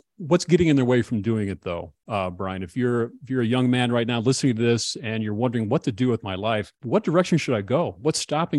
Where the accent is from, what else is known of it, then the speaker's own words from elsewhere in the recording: Alexandria, Minnesota, United States; moved away as an adult; I went back to Alexandria, Minnesota last summer. I go back every year and I visit high school friends and my buddies.